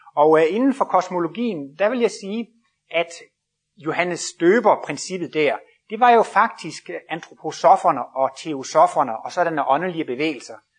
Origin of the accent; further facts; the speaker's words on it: Jutland, Denmark; Jeg kommer selv fra Jylland af